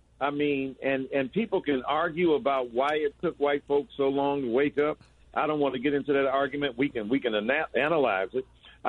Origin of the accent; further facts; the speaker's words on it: Detroit, Michigan, United States; also born or lived in Chicago; from my hometown, Detroit.